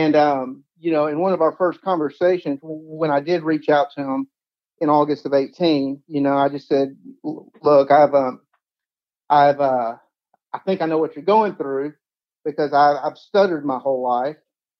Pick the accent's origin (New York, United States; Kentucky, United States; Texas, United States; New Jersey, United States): Kentucky, United States; Paducah; back into a role here in my hometown of Paducah.